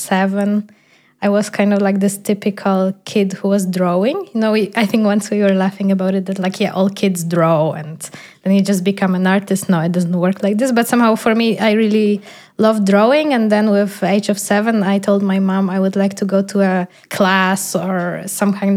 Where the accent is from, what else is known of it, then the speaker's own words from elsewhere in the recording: Poland; first language Polish; English is a second language; moved away as an adult; also born or lived in Netherlands; now in Berlin, Germany; I'm moving out from Poland